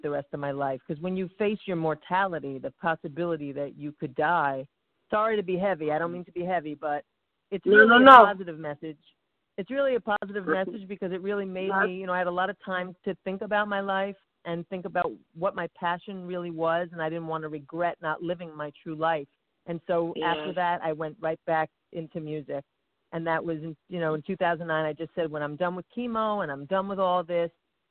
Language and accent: English; East Coast, United States; I'm from the East Coast, and I'm a singer-songwriter